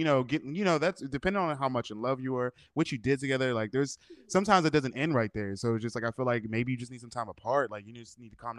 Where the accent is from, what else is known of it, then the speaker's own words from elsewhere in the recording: Pittsburgh, Pennsylvania, United States; now in Los Angeles, United States; I'm from Pittsburgh, but now I live in LA.